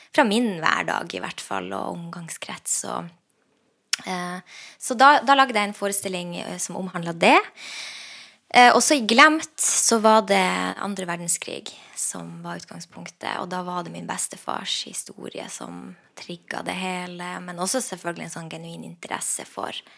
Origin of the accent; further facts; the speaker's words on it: Lakselv, Finnmark, Norway; jeg vokste opp i Lakselv